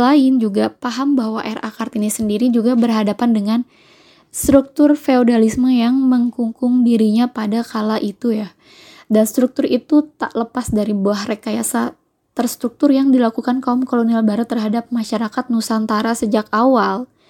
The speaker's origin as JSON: {"language": "Indonesian", "region": "Java", "country": "Indonesia", "said": "Saya itu adalah uh, orang Jawa dan berasal dari kampung halaman saya"}